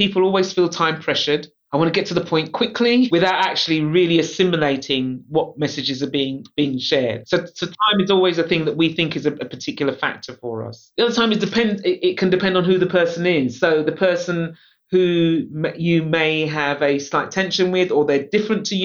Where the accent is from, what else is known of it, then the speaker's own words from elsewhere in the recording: London, United Kingdom; I'm a Londoner, so I was born in London. I love London